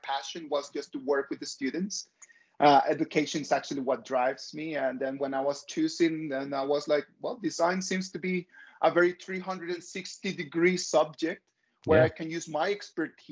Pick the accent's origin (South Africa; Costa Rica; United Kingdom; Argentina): Costa Rica; moved away as an adult; now in Beijing, China; I'm from Costa Rica. I moved to China 14 years ago, a long time ago.